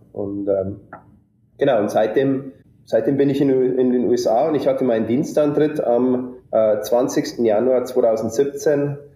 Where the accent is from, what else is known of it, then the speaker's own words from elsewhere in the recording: district of Deggendorf, Bavarian Forest, Germany; moved away as an adult; now in United States; ich bin aufgewachsen in einem kleinen äh, Dorf im Bayerischen Wald ähm, mit insgesamt 25 Einwohnern